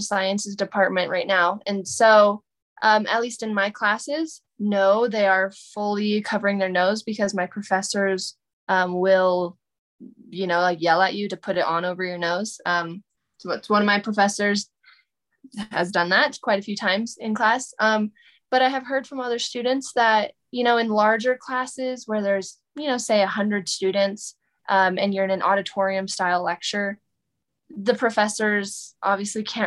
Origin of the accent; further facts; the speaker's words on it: Federal Way, Washington, United States; also born or lived in Auburn, Washington / Bellevue, Washington; I grew up around Bellevue, in Federal Way, Washington, and Auburn, Washington.